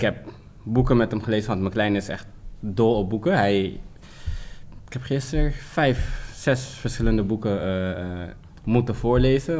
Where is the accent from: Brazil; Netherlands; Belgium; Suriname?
Suriname; als Surinaamse man